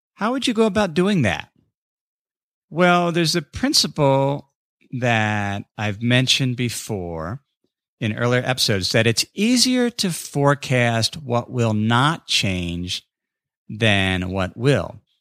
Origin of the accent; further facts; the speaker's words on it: North College Hill, Ohio, United States; my hometown of North College Hill